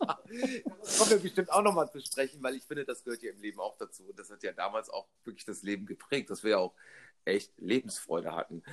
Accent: Rhineland, Germany; accent: Rhenish; ich habe nie diesen rheinischen Makel weggekriegt, nämlich das Licht nicht aussprechen zu können

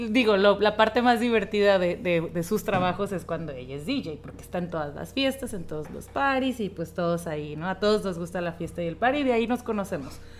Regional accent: Argentina; de Argentina.

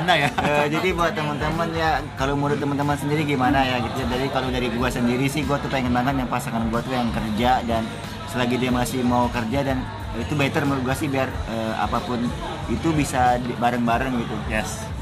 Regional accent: Manado, North Sulawesi, Indonesia; ya gue nih orang Manado ya misalnya yuk kita ke Manado atau Manado tahun depan

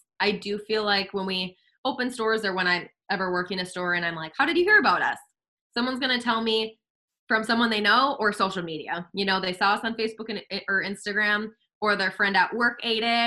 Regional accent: West Fargo, North Dakota, United States; my husband and I, were born and raised in West Fargo

